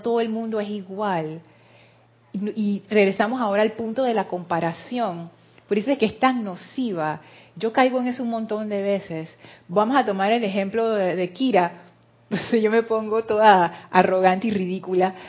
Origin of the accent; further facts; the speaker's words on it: Panama; yo soy panameña